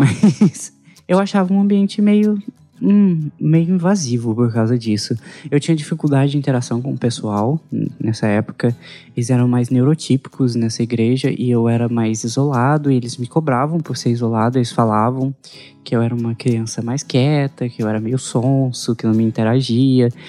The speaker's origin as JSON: {"language": "Portuguese", "town": "Anápolis", "region": "Goiás", "country": "Brazil", "tie": "born or raised there", "also_born_or_lived": "São Miguel do Araguaia / Inhumas", "said": "A gente era católico, a gente cresceu em Anápolis, eu, eu, sou, eu nasci em Anápolis"}